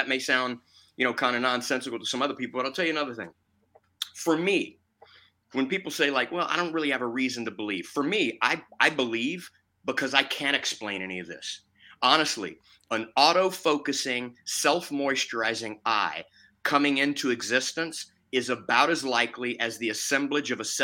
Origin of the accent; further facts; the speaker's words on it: Lake Charles, Louisiana, United States; I was born in Lake Charles, Louisiana